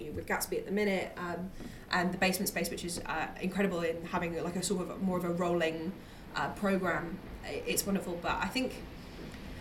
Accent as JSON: {"language": "English", "town": "Newcastle upon Tyne", "region": "North East England", "country": "United Kingdom", "moved": "yes", "lives_now": "London, United Kingdom", "said": "I'm from Newcastle originally"}